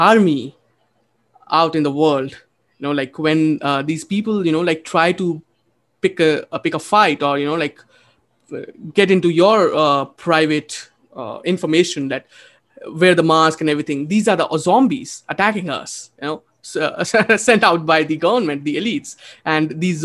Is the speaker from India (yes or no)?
yes; India; moved away; also born or lived in Texas, United States; I'm an Indian